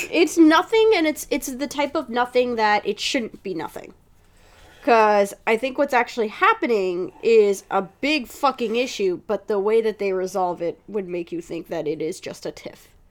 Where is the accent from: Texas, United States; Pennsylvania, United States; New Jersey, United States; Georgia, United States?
New Jersey, United States; as somebody who has been born and raised in Jersey